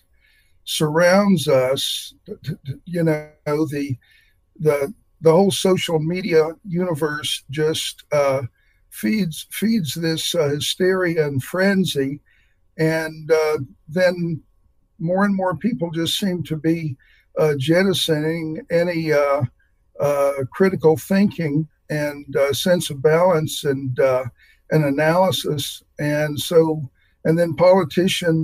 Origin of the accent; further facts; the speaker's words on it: near Morganton, North Carolina, United States; moved away as an adult; now in Nebraska, United States; I grew up only 30 minutes away from Morganton, North Carolina